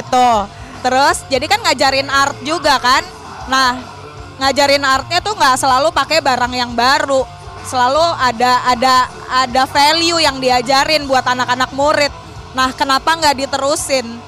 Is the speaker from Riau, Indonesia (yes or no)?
no; Jakarta, Indonesia; moved away as an adult; Kita berdua dari Jakarta